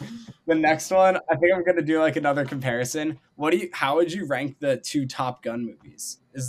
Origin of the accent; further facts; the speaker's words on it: Northeast, United States; Yeah, I'm from like the Northeast area too.